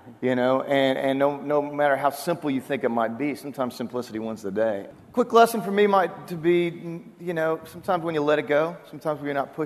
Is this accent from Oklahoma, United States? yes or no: yes; Oklahoma, United States; moved away; also born or lived in Waco, Texas; I'm from Oklahoma, as is Ryan and Randy Grimmett